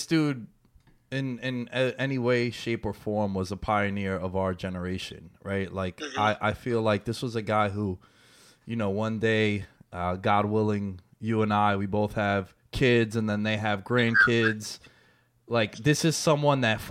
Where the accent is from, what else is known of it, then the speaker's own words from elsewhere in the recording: New York, United States; we're both from New York, born and raised.